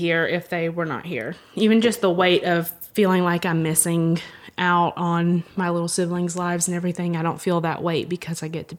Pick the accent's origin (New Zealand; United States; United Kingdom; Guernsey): United States; Georgia; moved away as an adult; now in Hamilton; I grew up in Georgia and moved here in 2010